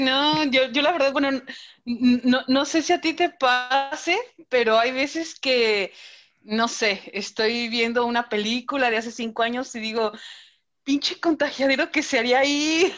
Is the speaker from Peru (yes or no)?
no; Celaya, Guanajuato, Mexico; also born or lived in Mexico City; Ciudad de México y Celaya, porque yo nací en Ciudad de México, entonces yo soy chilanga y vivía allá hasta los siete años